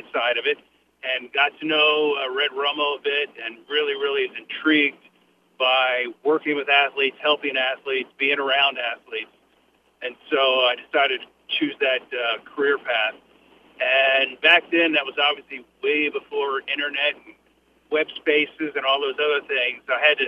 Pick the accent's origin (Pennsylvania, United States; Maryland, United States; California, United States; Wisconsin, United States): Maryland, United States; Annapolis; moved away; I grew up in Annapolis, Maryland, and actually my wife did too.